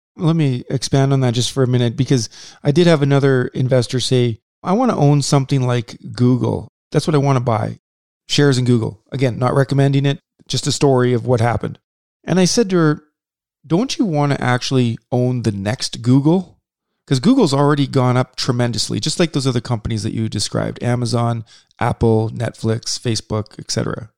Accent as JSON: {"language": "English", "region": "Saskatchewan", "country": "Canada", "said": "we're from Saskatchewan"}